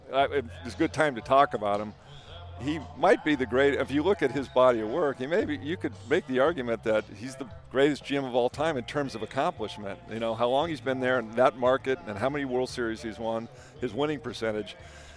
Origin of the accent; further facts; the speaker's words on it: San Diego, California, United States; we're from San Diego. That's how we roll, man.